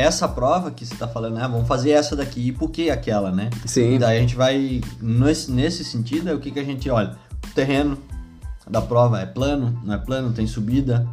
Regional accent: Northeast Region, Brazil; sou nordestino

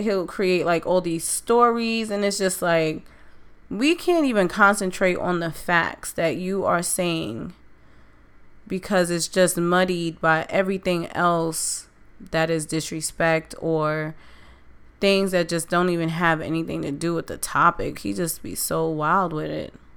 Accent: New York City, New York, United States; That's my city. That's my that's where I'm from

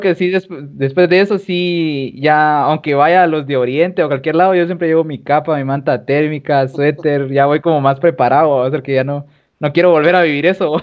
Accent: Guatemala; como guatemalteco

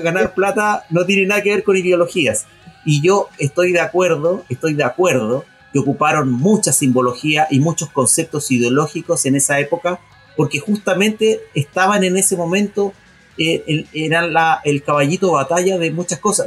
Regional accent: Chile

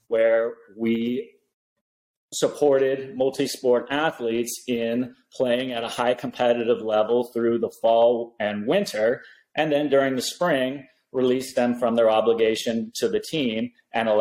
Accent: Eugene, Oregon, United States; now in San Diego, United States; I was growing up in Eugene, Oregon, so it was rainy

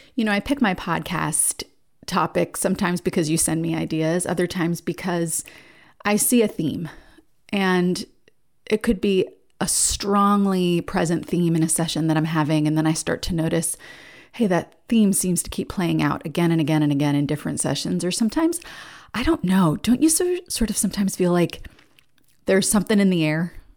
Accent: New Jersey, United States; now in Nashville, United States; I live in Nashville, but I'm from New Jersey

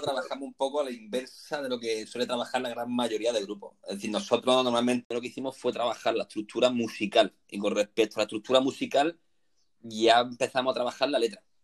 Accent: Granada, Andalusia, Spain; moved away as an adult; now in Málaga, Spain; soy natural de Granada, vine a Málaga por motivos laborales

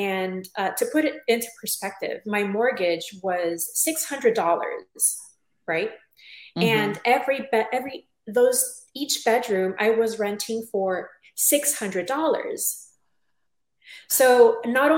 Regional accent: Tijuana, Baja California, Mexico; moved away as an adult; also born or lived in San Diego, California; I am originally from Tijuana, Mexico, and when I was about 20 years old, moved to San Diego, California, sunny San Diego

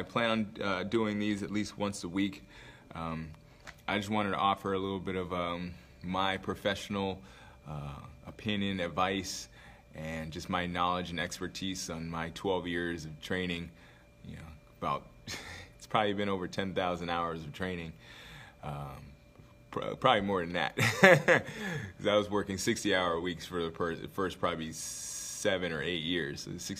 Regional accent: Anchorage, Alaska, United States; I am from Alaska, Anchorage, Alaska. I went to high school in Anchorage, Alaska. From there, I moved around a lot because I was a military brat, but I ended up going to high school in Alaska, so I call that home

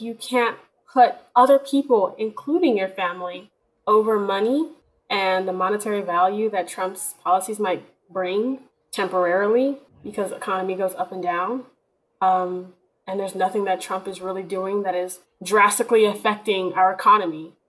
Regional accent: Houston, Texas, United States; I'm from Texas

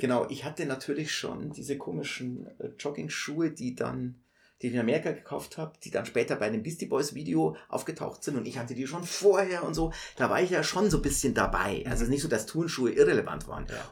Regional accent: Munich, Bavaria, Germany; also ich bin in der Maistraße geboren und habe nie längere Zeit außerhalb Münchens gelebt.

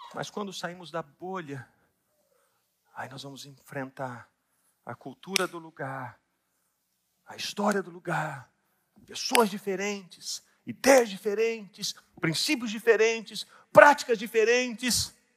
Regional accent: Minas Gerais, Brazil; eu sou mineiro

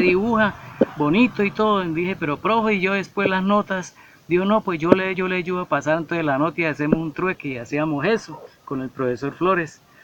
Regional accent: Bucaramanga, Santander, Colombia; soy nacido en Bucaramanga, eh, nacido en un barrio que se llama San Alonso. Actualmente vivo en el barrio Kennedy en la zona norte

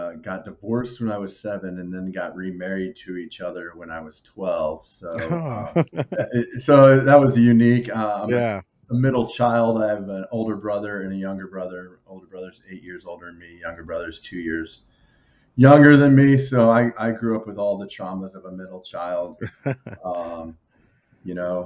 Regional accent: Overland Park, Kansas, United States; also born or lived in Western Illinois; born and raised in Kansas City

